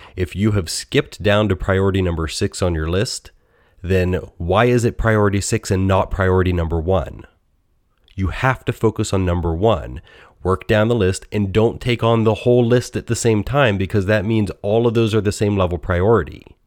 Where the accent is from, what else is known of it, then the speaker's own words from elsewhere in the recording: United States; accent: American; my most American accent